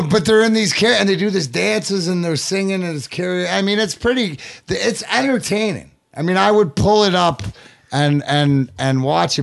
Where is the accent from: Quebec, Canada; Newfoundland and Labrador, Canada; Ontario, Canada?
Ontario, Canada; Leamington; also born or lived in Burnaby, British Columbia; I was born, uh, Burnaby, British Columbia. Even though I grew up in Leamington